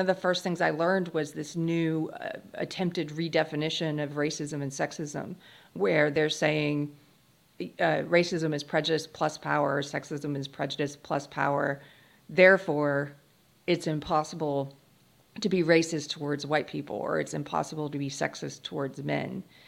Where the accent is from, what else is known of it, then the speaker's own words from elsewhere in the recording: South Carolina, United States; I grew up in South Carolina